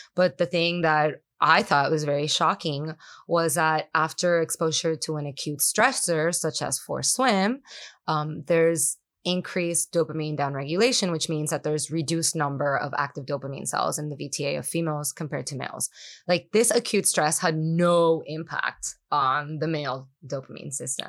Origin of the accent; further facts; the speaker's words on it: Puerto Rico; first language Spanish; English is a second language; moved away as an adult; also born or lived in New York City; I grew up in Puerto Rico